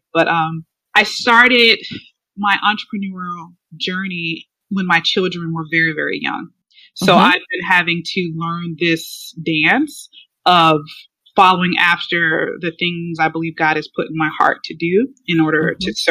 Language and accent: English; Chicago, Illinois, United States; moved away as an adult; now in Atlanta, United States; I am from the Chicago area, south suburbs of Chicago. I was born and raised there